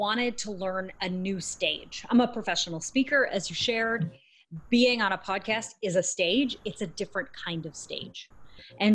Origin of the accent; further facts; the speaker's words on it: Canada; I'm Canadian